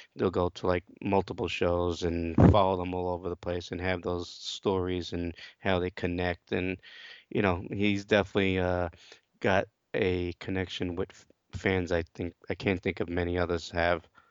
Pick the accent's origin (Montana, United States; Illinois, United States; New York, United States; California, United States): New York, United States; New York City; I'm from Brooklyn, New York